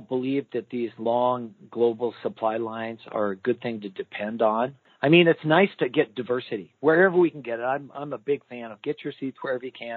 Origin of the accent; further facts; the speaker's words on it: Idaho, United States; I grew up in Idaho